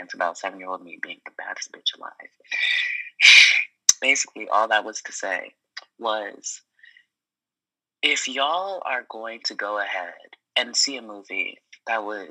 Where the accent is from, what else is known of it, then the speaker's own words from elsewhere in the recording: Cameroon; moved away; where are you from? And I was like, Cameroon